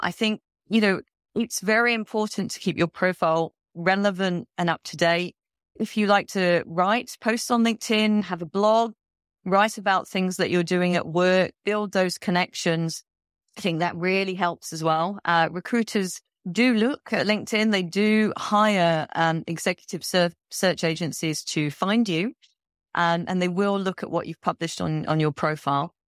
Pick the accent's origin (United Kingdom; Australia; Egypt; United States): United Kingdom; London; moved away as an adult; also born or lived in Malaysia / India / Afghanistan / Qatar; now in Saudi Arabia; I'm from London